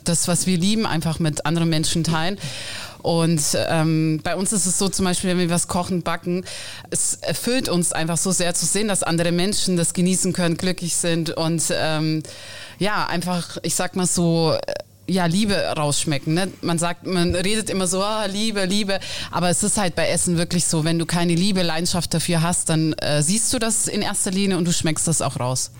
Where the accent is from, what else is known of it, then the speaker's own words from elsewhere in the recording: Naples, Campania, Italy; now in Germany; wir sind in Neapel geboren, aufgewachsen und ich sag mal so irgendwann ausgewandert